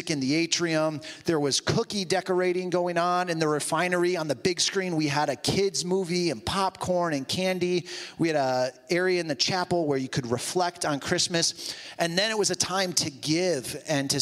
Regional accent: Toledo, Ohio, United States; moved away; also born or lived in New Jersey; my family and I moved back from Jersey to Toledo

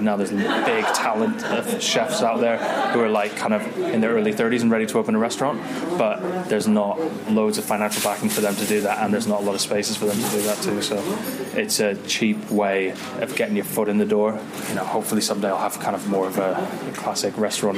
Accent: California, United States; now in United Kingdom; I grew up in California

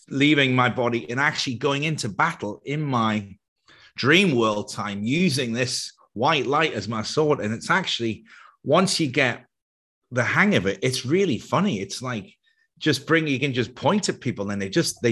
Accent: Ireland; I grew up in Catholic Ireland

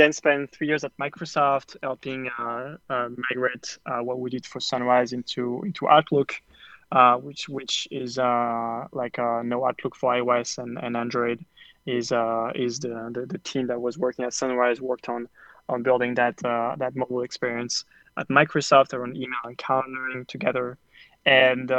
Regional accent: France; moved away as an adult; now in New York, United States; I grew up in France and I moved to the US

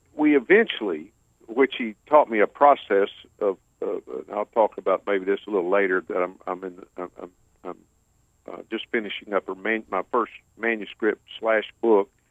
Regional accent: about an hour south of Houston, Texas, United States; moved away as an adult; now in Houston, United States; I currently live in Houston, and I grew up about an hour south of here

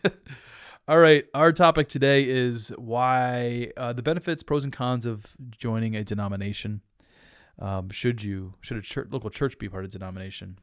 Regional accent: Dubuque, Iowa, United States; I grew up in Dubuque, Iowa

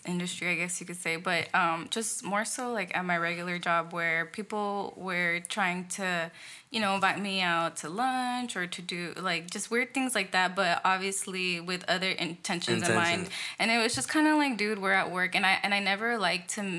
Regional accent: Victorville, California, United States; moved away as an adult; also born or lived in Los Angeles, California; initially, I grew up in L.A. Up until I was about 11, and that's when I moved to Victorville. And then I moved back to L.A. when I was 18, right after high school

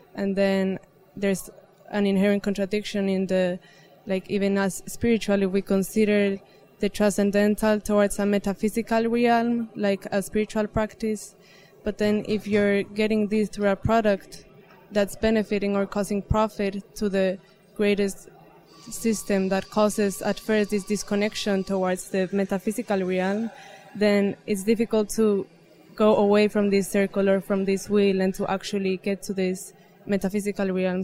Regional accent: Mexico; moved away; I'm from Mexico

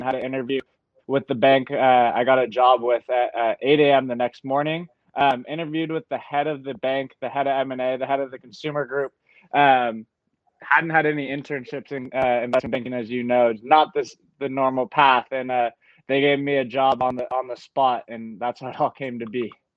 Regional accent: Marin County, Northern California, United States; moved away as an adult; also born or lived in New York; I'm from Northern California. Uh, I grew up here in Marin County, um, right across the Golden Gate Bridge from San Francisco.

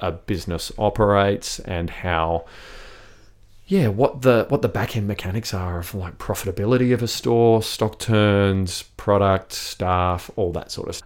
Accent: South Australia, Australia; also born or lived in Sydney, Australia / London, United Kingdom; I grew up here in South Australia

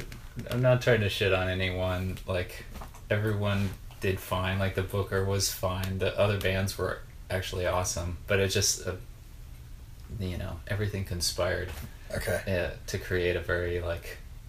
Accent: Dallas, Texas, United States; moved away as an adult; also born or lived in Austin, Texas; now in Los Angeles, United States; I grew up in Dallas

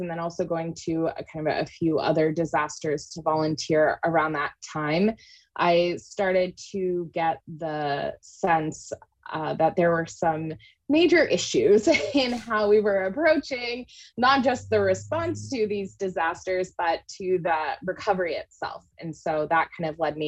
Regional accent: Maine, United States; moved away as an adult; also born or lived in New Orleans, Louisiana; I grew up in Maine

